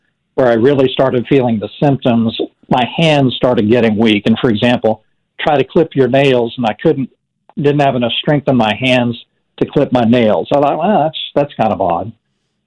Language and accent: English; Overland Park, Kansas, United States; now in Wichita, United States; we were lower middle class probably there in Overland Park. And my dad worked for the Postal Service